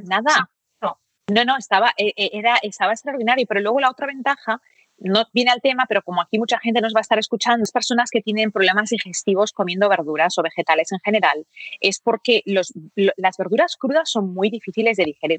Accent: Barcelona, Catalonia, Spain; moved away; also born or lived in United States; donde yo me crié en Barcelona

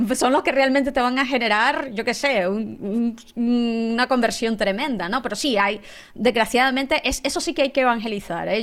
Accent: Nicaragua; moved away; yo estudié ingeniería en sistemas en Nicaragua, yo soy nicaragüense

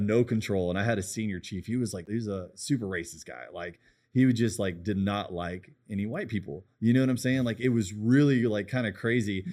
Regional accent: United States; I love being American.

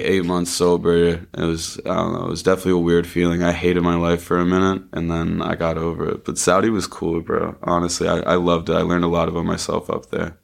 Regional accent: Sydney River, Nova Scotia, Canada; I grew up in Sydney

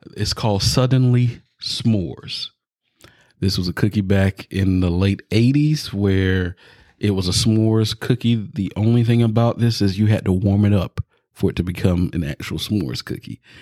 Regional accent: the South, United States; I'm from the South

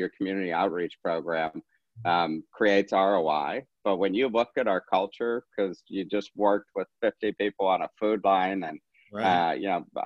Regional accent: St. Louis, Missouri, United States; we're from St. Louis

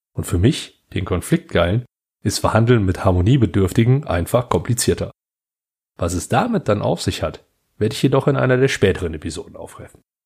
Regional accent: Heinsberg district, North Rhine-Westphalia, Germany; ich komme aus dem Kreis Heinsberg

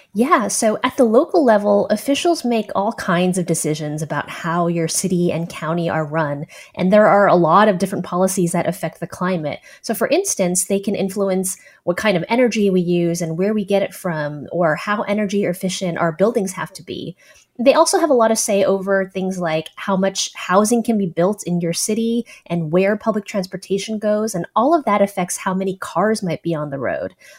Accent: San Francisco, California, United States; I'm from San Francisco

